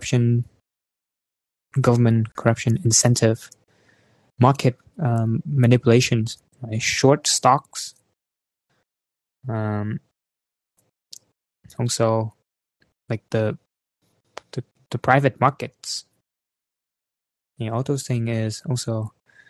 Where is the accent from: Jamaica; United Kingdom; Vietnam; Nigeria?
Vietnam; moved away; I'm from Vietnam